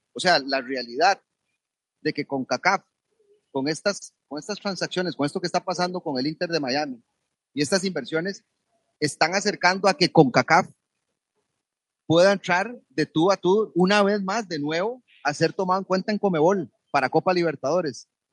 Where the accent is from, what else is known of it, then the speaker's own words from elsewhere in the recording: Costa Rica; nosotros como costarricenses